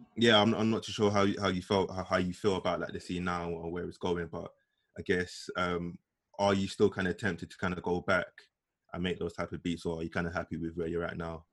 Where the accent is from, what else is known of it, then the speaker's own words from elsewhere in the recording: London, United Kingdom; growing up in East London